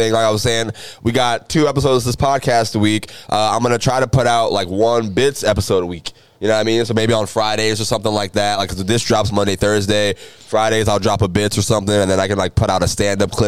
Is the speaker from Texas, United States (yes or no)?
no; Jacksonville, Florida, United States; I'm from Jacksonville